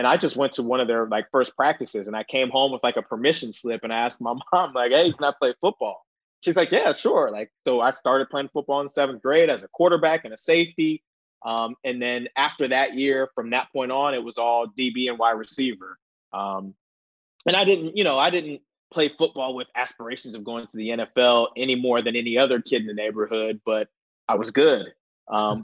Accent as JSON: {"language": "English", "town": "Columbus", "region": "Ohio", "country": "United States", "tie": "born or raised there", "moved": "as an adult", "said": "I grew up in Columbus, Ohio"}